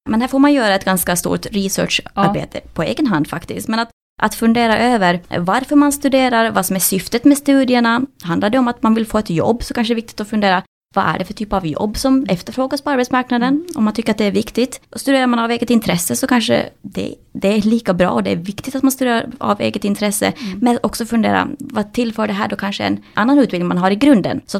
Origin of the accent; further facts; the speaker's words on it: Finland; moved away as an adult; now in Sweden; jag flyttade från Finland till Sverige när jag var 20 år och började studera allt från folkhögskola till olika kurser till olika program